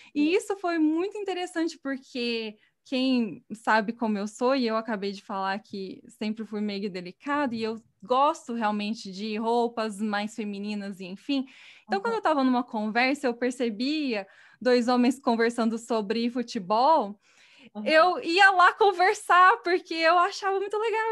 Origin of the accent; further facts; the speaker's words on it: Batatais, São Paulo, Brazil; moved away as an adult; eu sou do interior, né, eu sou de Batatais, que é uma cidade pequena no estado de São Paulo